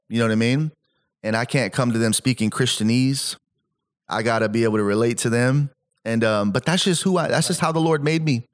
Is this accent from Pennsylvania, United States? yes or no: no; Salinas, California, United States; also born or lived in Stockton; I grew up where I grew up in Salinas